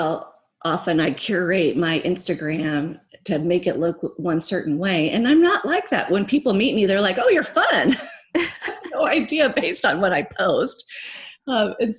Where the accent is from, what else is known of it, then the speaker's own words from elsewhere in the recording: Nebraska, United States; also born or lived in California; now in Phoenix, United States; I grew up in Nebraska